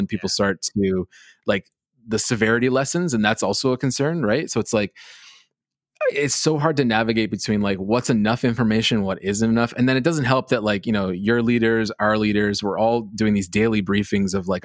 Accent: Canada; New York as a Canadian, like New York was always America for us too

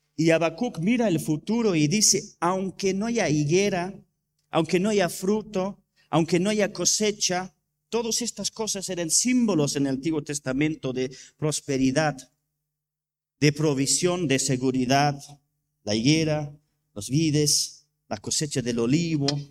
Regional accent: England, United Kingdom; Spanish is a second language; moved away; yo soy inglés

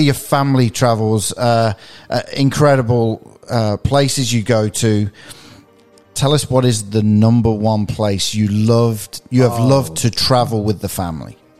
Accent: England, United Kingdom; also born or lived in Peoria, Illinois; now in United States; I'm originally from England

